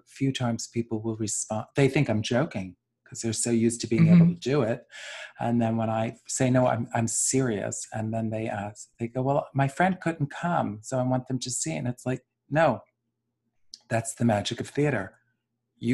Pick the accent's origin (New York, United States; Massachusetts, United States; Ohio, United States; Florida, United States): New York, United States; New York City; growing up in New York City